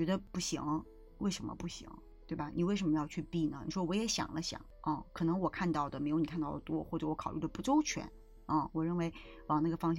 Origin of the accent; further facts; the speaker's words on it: Beijing, China; 但是我并不认为，因为我是北京人，这个就变成了我必须要做的事情，